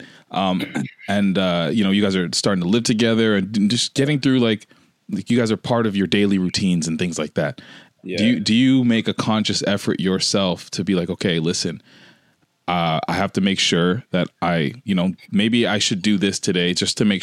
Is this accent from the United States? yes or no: no; Canada; I'm from Canada